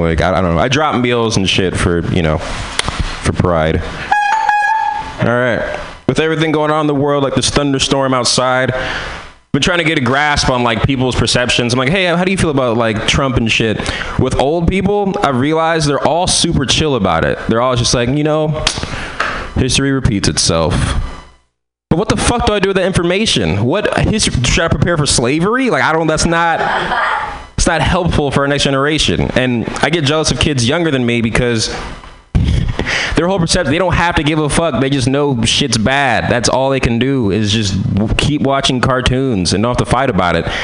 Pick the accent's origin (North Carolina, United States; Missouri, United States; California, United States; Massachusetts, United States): California, United States; San Francisco; I'm from San Francisco